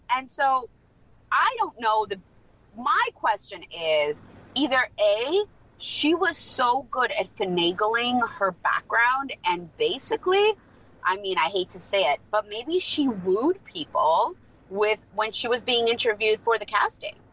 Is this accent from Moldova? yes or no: yes; Moldova; first language Russian; English is a second language; moved away; I'm also Moldovan